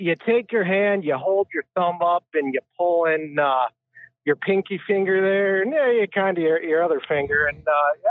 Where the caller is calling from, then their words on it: Michigan, United States; I'm calling from the actual Mitten State.